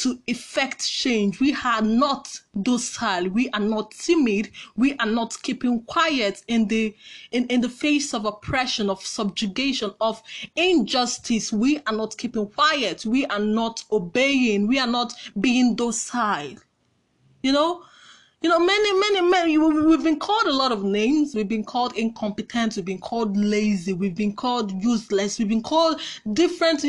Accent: Nigeria; I've never been prouder of being a Nigerian

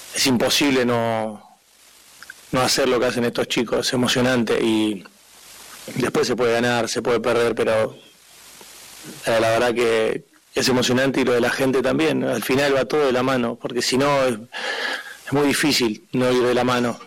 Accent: Argentina; somos argentinos

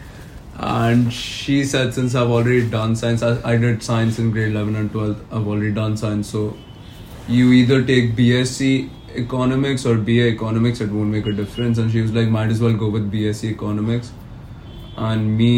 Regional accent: Mumbai, Maharashtra, India; moved away as an adult; now in Kelowna, Canada; being born and brought up in Mumbai

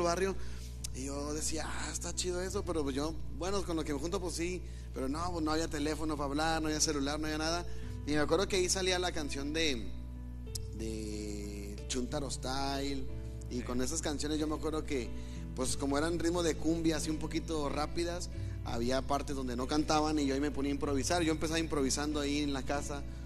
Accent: Hidalgo, Nuevo León, Mexico; also born or lived in Monterrey, Nuevo León; Según mi acta, nací en Monterrey, pero me fui a vivir a Hidalgo.

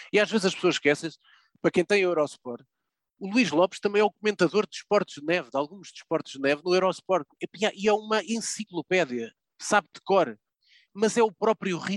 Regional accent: Portugal; Aqui não há portugueses de primeira nem de segunda.

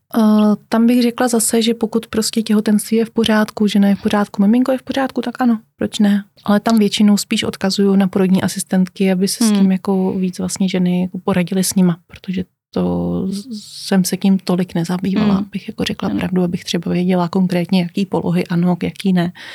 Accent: Czechia; u nás v České republice

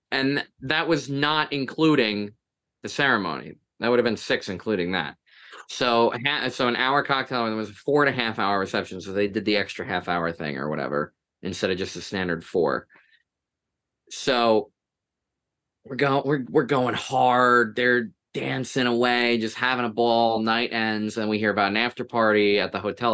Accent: Toms River, New Jersey, United States; I'm from Tom's River. I'm not actually from Tom's River, but I live close enough that I might as well be

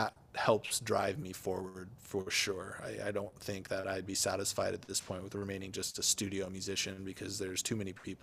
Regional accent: Minnesota, United States; I grew up in the Midwest in Minnesota

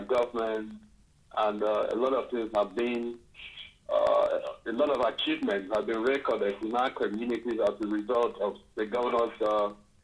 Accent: Boki, Ogoja, Cross River, Nigeria; I'm from Bokki, part of Ogoja, you know, the part of Ogoja

